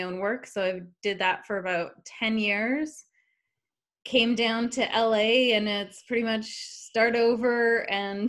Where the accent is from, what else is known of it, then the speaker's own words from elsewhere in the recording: Canada; I'm originally from Canada.